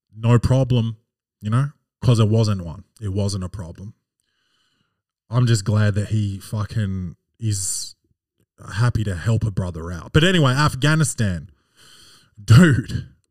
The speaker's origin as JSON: {"language": "English", "country": "Australia", "said": "I'm I'm Australian, not American."}